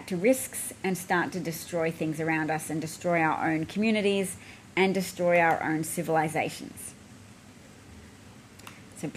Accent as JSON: {"language": "English", "country": "Australia", "said": "as an Australian"}